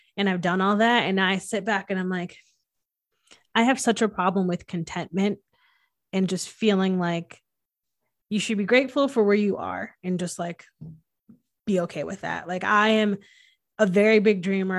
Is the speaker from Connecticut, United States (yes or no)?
yes; Connecticut, United States; I'm from Connecticut